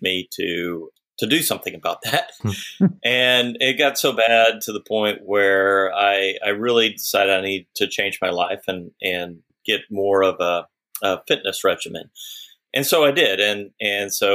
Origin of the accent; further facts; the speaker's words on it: Austin, Texas, United States; I grew up in Austin, and in Austin, there's lots of lakes